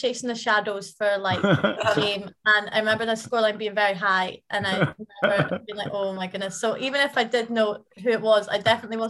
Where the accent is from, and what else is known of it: Aberdeen, Scotland, United Kingdom; born or raised there; moved away as an adult; now in Dundee, United Kingdom